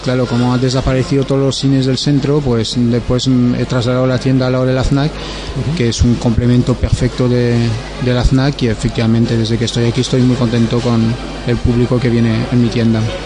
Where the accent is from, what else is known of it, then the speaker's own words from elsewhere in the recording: France; Spanish is a second language; now in Alicante, Spain; ya lo notarás con el acento que no soy de, España y vamos, soy francés